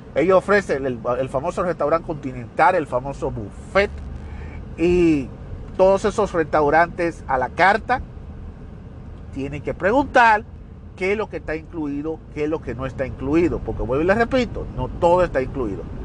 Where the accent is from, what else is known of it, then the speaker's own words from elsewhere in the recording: Dominican Republic; now in United States; Independientemente de que yo soy dominicano, pero yo vivo fuera del país, yo no vivo en la República Dominicana, yo resido en los Estados Unidos